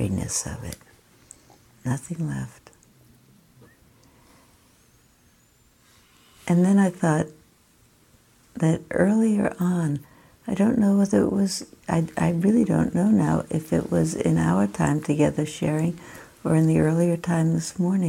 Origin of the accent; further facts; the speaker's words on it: New York, United States; moved away; I have connections in New York and I grew up in New York